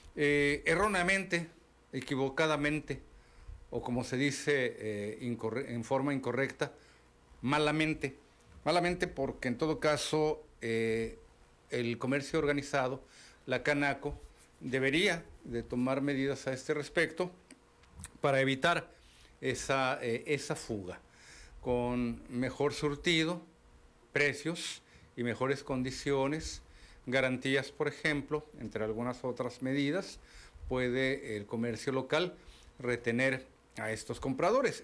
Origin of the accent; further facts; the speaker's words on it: Mexico; aquellos que somos mexicanos